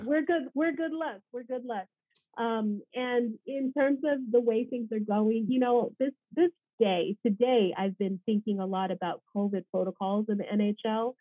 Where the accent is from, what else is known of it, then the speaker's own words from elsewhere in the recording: Los Angeles, California, United States; Los Angeles